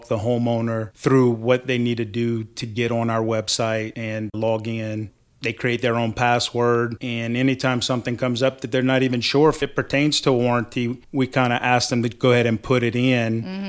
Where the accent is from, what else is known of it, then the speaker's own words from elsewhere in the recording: Golden Meadow, Louisiana, United States; I'm originally from Golden Meadow, Louisiana